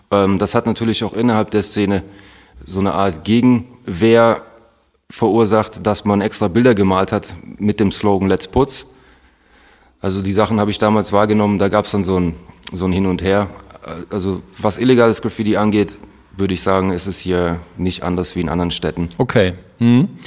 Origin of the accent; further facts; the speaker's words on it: Stuttgart, Baden-Württemberg, Germany; Klar, also … wie du schon gesagt hast, Herausgeber vom Street of Magazin, bin gebürtiger Stuttgarter